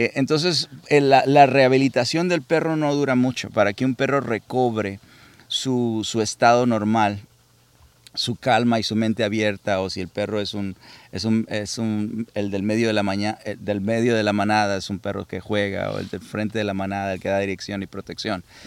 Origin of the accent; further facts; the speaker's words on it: Culiacán, Sinaloa, Mexico; now in United States; nací en Culiacán y luego me llevaron a, al rancho en Hispalino con mis abuelos